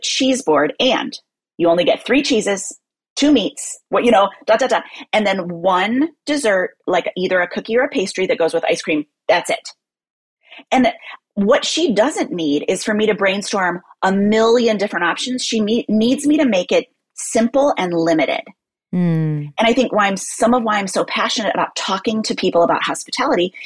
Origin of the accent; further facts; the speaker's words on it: Midwest, United States; now in New York, United States; as a Midwesterner who now lives in New York